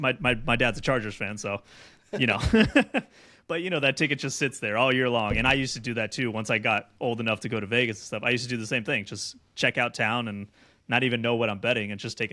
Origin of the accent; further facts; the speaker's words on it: Mexico; So I grew up in Mexico for a little while.